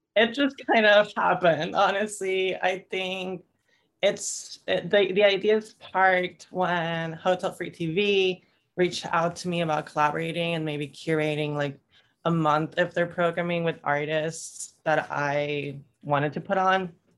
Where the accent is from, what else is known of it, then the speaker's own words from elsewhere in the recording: Tampico, Tamaulipas, Mexico; now in Austin, United States; I'm from Tampico, which is northeastern Mexico, right by the Gulf